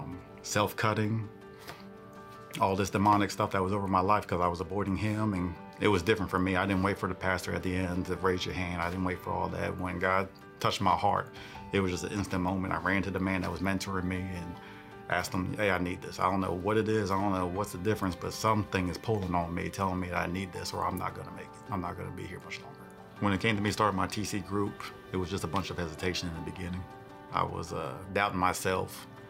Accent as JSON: {"language": "English", "region": "New Jersey", "country": "United States", "said": "I'm from New Jersey. That's where my family's from, but military brat, been all over the world."}